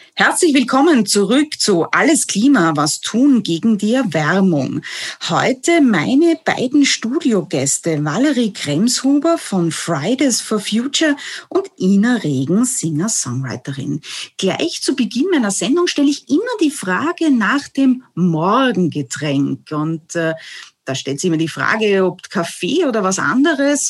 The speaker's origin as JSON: {"language": "German", "region": "Vienna", "country": "Austria", "said": "Ich komme ja auch aus Döbling"}